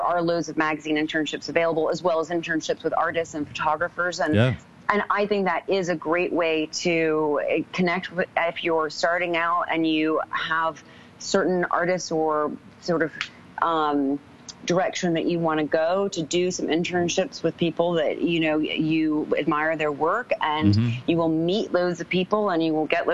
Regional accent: New York, United States; moved away as an adult; also born or lived in London; I'm a photographer from New York

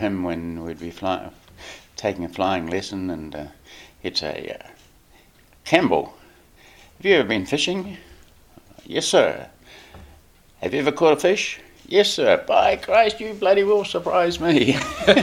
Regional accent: Palmerston North, Manawatū-Whanganui, New Zealand; also born or lived in Pahiatua; we shifted from Pāhiatua while I was just a baby to Palmerston North, and I grew up in Palmerston North.

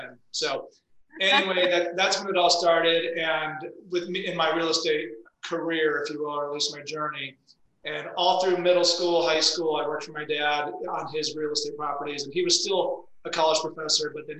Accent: Detroit, Michigan, United States; moved away as an adult; now in Utah, United States; I'm from Detroit, but I've been in Utah for about 21 years now. And I moved out here after college to ski

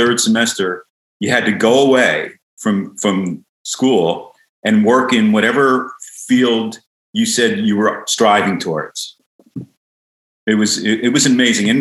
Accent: Philadelphia, Pennsylvania, United States; also born or lived in Seattle; now in Santa Cruz, United States; I was born in Philly, a tough little neighborhood in between two other neighborhoods.

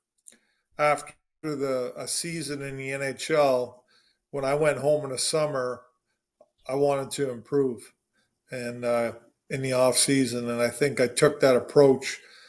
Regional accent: Canada; born or raised there; also born or lived in Williams Lake, British Columbia

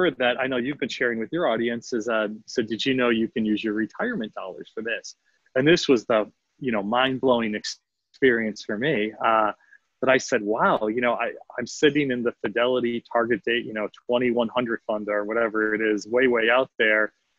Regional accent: Northeast, United States; I grew up in the Northeast and was all big company, one of which was GE Capital.

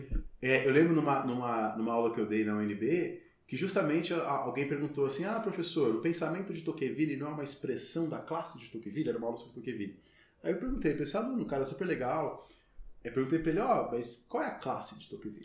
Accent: São Paulo, Brazil; moved away as an adult; also born or lived in Brasília; E como eu sou de São Paulo, minha família é de São Paulo

